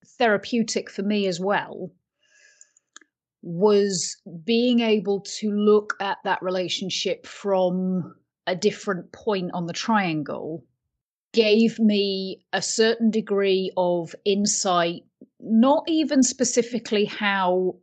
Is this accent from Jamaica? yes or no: no; United Kingdom; I'm British